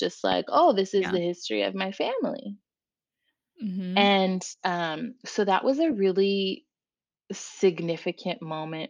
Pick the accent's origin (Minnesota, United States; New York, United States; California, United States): California, United States; Orange County; growing up in Orange County in the 90s